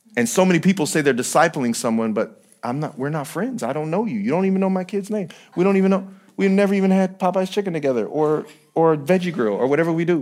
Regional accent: San Bernardino, California, United States; I'm still from San Bernardino

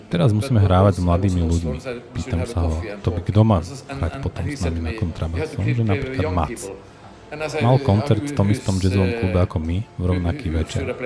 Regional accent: Haugesund, Rogaland, Norway; V mojom rodnom meste Haugesund

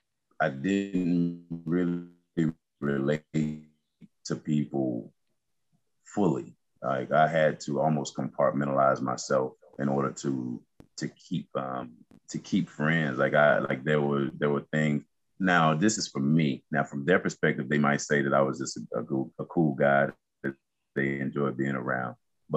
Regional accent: Yanceyville, North Carolina, United States; also born or lived in Oklahoma; I'm originally from North Carolina, small town in North Carolina called Yanceyville. My father was in the military, so we did move around a little bit. I lived in Oklahoma.

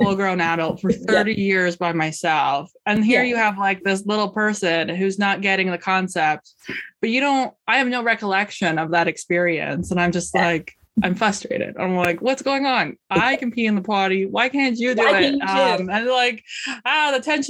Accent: Canada; as a Canadian

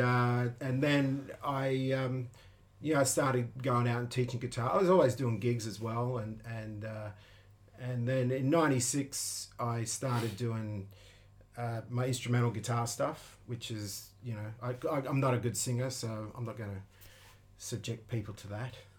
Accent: Sydney, New South Wales, Australia; now in Tokyo, Japan; I'm from the northwestern part of Sydney, a place called the Hills District.

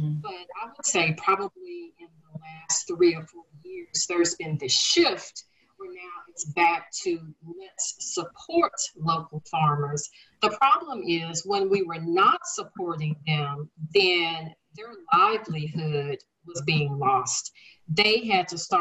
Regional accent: Dallas, Texas, United States; I'm here in Dallas. I grew up in Dallas

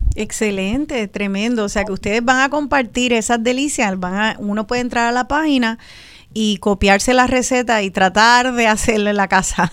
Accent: Puerto Rico; somos las boricuas y los boricuas

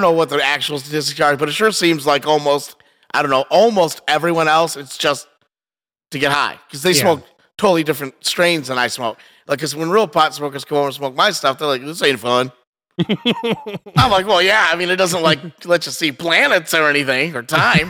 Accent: Michigan, United States; born or raised there; also born or lived in Biloxi, Mississippi

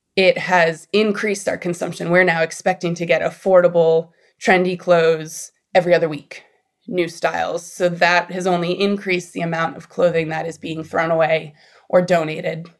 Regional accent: Boston, Massachusetts, United States; moved away as an adult; now in Los Angeles, United States; I'm actually from Boston

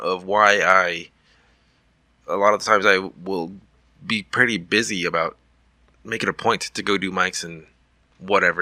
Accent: Dallas, Texas, United States; also born or lived in Eagle Pass, Texas; I was born in Eagle Pass. I spent maybe a couple of weeks in West Louisiana. Most of my life in the Dallas area.

